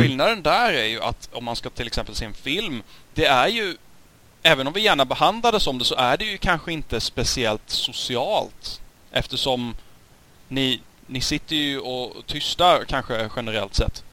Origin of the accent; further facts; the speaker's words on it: Sweden; för oss som svenskar